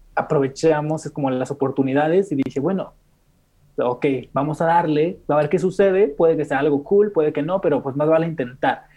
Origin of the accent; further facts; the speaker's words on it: Monterrey, Nuevo León, Mexico; moved away as an adult; now in Mexico City, Mexico; nací en Monterrey, pero actualmente tengo cuatro meses viviendo en Ciudad de México